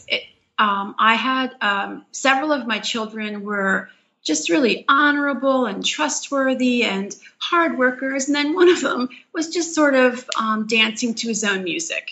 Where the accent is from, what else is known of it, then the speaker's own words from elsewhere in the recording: Philadelphia, Pennsylvania, United States; moved away as an adult; I was raised in a Jewish home in Philadelphia